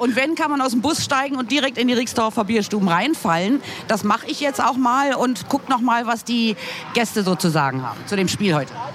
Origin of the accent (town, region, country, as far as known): Berlin, Germany